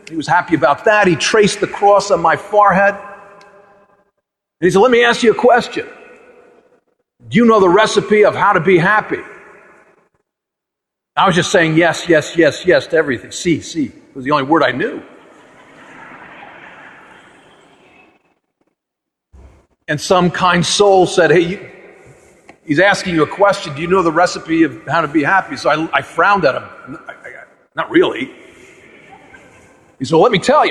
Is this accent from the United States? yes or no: yes; United States; I was a naive young American then